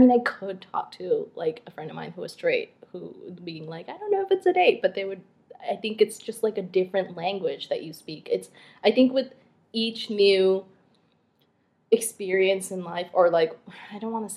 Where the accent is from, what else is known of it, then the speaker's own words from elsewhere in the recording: Canada; also born or lived in Bangladesh; being Bangladeshi, but also being Canadian